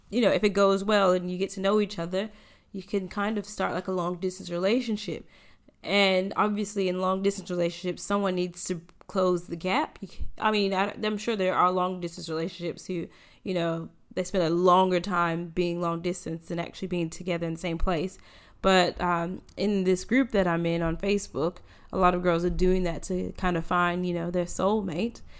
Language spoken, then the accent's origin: English; United States; now in Australia; as an American